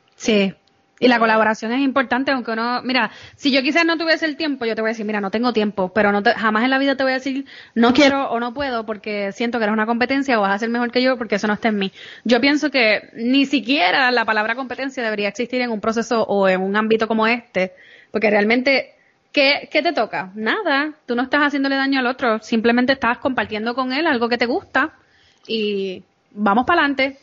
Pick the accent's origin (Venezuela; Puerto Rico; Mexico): Puerto Rico; moved away as an adult; now in New York, United States; yo soy de Puerto Rico